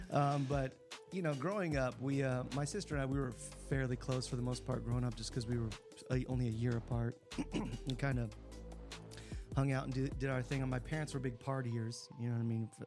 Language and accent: English; Texas, United States; born there; I, I grew up in a lot of different areas because we moved around a lot for the most part. But I was born in Texas